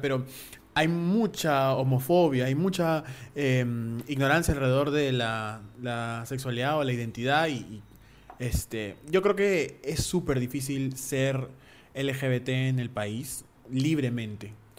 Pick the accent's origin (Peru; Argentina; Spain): Peru; also born or lived in United States; yo soy peruano